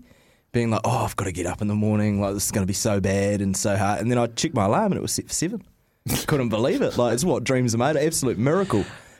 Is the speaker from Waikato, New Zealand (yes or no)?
no; Auckland, New Zealand; they knew straight away that I was from Auckland.